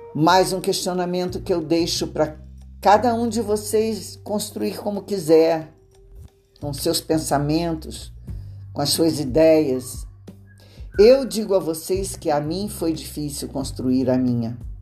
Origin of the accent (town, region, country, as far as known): Brazil